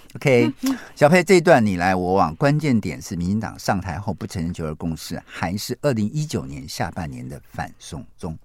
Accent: Taiwan; 我们台湾人

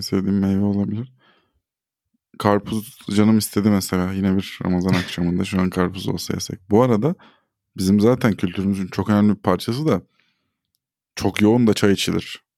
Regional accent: Turkey; Burada doğup burada büyüdük.

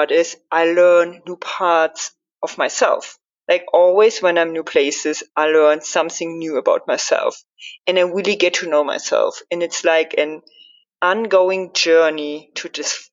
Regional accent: Germany; I'm from Germany

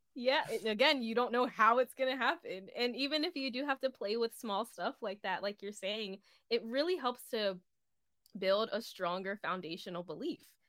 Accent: East Coast, United States; I'm from the East Coast.

